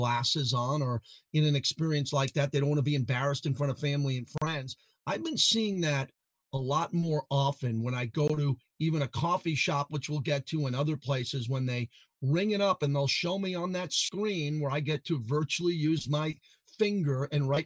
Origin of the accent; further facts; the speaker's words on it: Massapequa, New York, United States; One of my boyhood friends that I grew up with in Massapequa